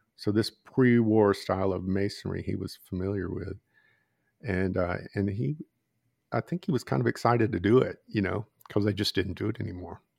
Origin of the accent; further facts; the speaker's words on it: Georgia, United States; I'm from the South, you know, grew up in Georgia